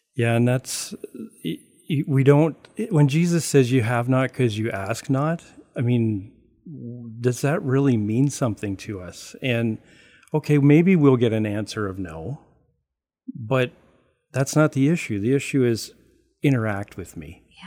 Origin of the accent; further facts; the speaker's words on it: Canada; I'm Canadian